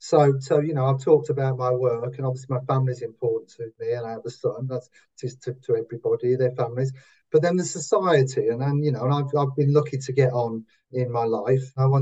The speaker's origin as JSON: {"language": "English", "town": "Wolverhampton", "region": "West Midlands", "country": "United Kingdom", "accent": "Wolverhampton", "said": "I can only shout out in a Wolverhampton accent. I can't say it in my current accent. No, it only ever comes out in Wolverhampton."}